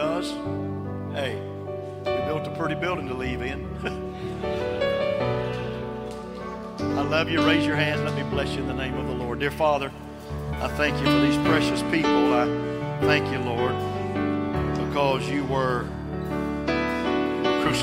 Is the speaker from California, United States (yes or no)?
no; West Texas, United States; I was raised out in West Texas